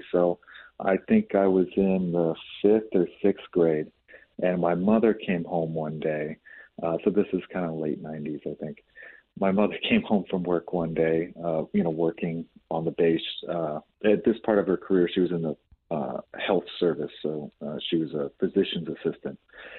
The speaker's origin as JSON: {"language": "English", "town": "Jacksonville", "region": "Florida", "country": "United States", "tie": "born or raised there", "also_born_or_lived": "Colorado / Texas", "said": "So we lived in Colorado for a time, lived in Texas, lived back in Colorado, spent most of our time growing up in Florida."}